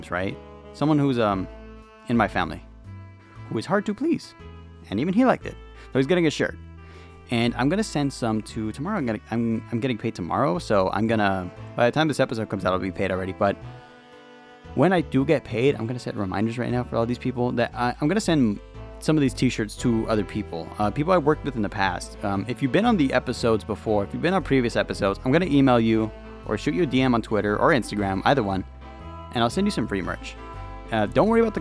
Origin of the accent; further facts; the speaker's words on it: California, United States; I'm from California, where it's always fucking hot